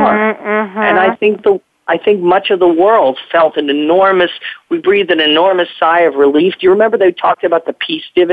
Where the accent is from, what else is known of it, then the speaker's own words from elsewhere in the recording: New York City, New York, United States; growing up in the Cold War, and especially in New York City